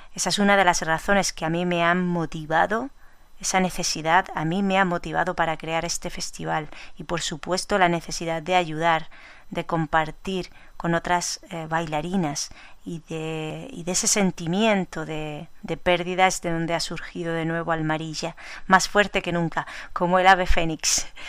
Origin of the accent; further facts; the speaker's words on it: Almería, Andalusia, Spain; mi tierra, Almería